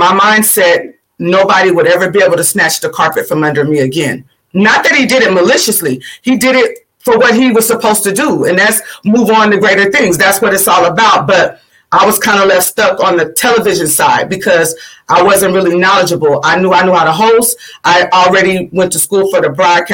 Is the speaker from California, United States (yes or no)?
yes; Sacramento, California, United States; also born or lived in Florida / Georgia; I'm from Sacramento, California. I was born in Florida, raised partially in Georgia. All my family is in Georgia, but I was raised technically since I was 5 years old. My mom moved here to Sacramento, California